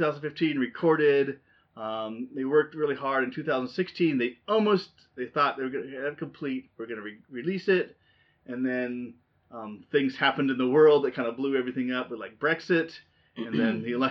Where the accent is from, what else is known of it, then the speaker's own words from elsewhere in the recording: Southern California, United States; growing up in Southern California